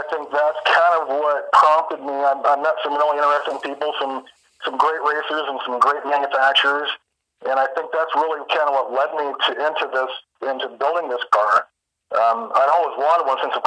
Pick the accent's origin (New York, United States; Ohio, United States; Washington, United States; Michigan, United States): Washington, United States; Tacoma; I grew up in Tacoma, Washington